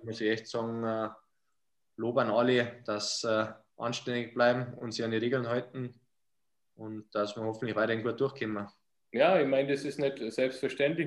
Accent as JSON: {"language": "German", "area": "Bad Heilbrunn", "region": "Bavaria", "country": "Germany", "said": "Bad Herbrunn, wo ich herkomme"}